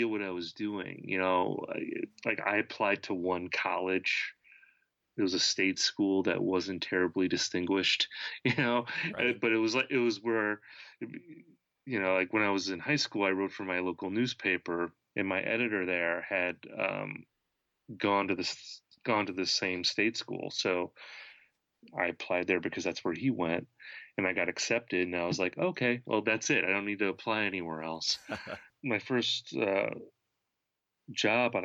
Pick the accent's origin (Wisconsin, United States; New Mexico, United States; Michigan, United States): Wisconsin, United States; I was growing up in Wisconsin